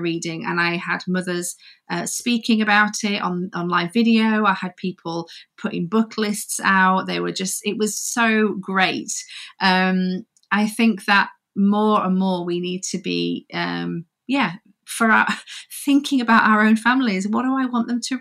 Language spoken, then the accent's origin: English; Yorkshire and the Humber, United Kingdom; now in Coventry, United Kingdom; So I'm from Yorkshire, the north of Yorkshire. Okay. I'm a Yorkshire girl, but I actually live in Coventry